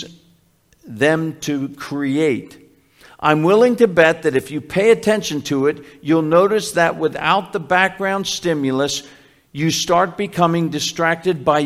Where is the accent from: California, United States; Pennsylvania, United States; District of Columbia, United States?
Pennsylvania, United States; Philadelphia; when I was growing up in Philly, where we first lived in Philly